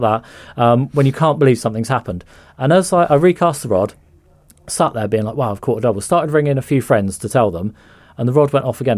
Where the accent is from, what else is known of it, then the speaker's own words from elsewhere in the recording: Somerset Levels, South West England, United Kingdom; growing up on the Somerset levels